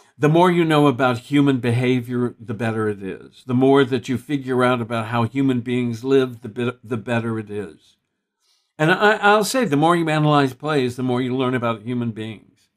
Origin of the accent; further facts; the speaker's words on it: Texas, United States; I grew up in Texas